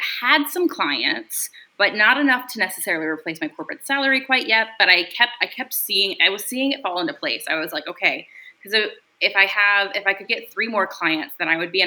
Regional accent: Louisiana, United States; moved away as an adult; also born or lived in New York City; now in Dallas, United States; I'm originally from Louisiana

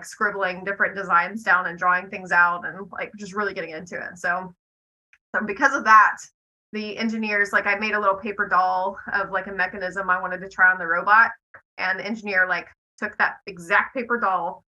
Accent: Fayetteville, Tennessee, United States; I'm from Fayetteville, Tennessee.

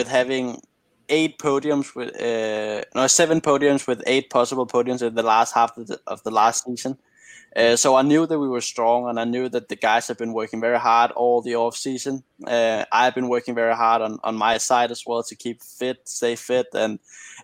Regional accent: Denmark; I come from Denmark. It rains a lot. I've been doing a lot of rain back home, both in karting and cars

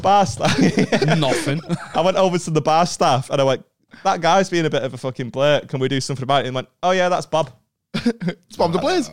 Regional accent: Stockport, North West England, United Kingdom; I'm from Stockport.

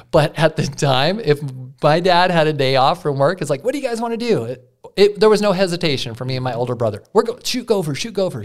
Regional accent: Yellowstone River, Montana, United States; I grew up on the Yellowstone.

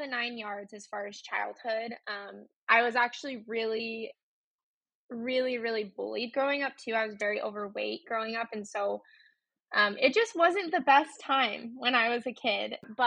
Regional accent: Utah, United States; I grew up in Utah. I was born in Utah

